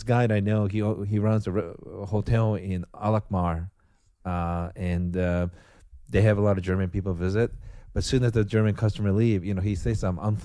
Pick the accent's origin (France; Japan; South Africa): Japan; now in United States; I was born and raised in Japan.